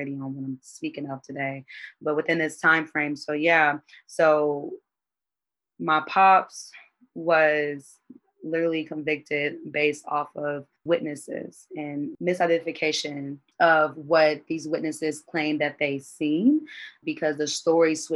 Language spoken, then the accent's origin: English; Indianapolis, Indiana, United States; I'm from Indianapolis, Indiana